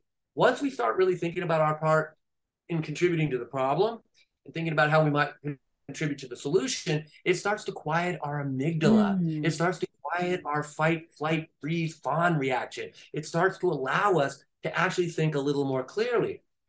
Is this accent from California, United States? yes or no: yes; California, United States; I'm from California.